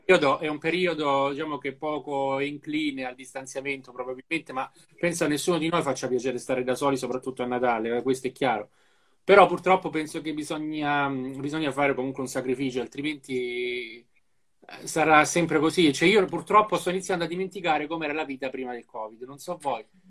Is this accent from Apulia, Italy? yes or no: yes; Apulia, Italy; in Puglia abbiamo le persone migliori in assoluto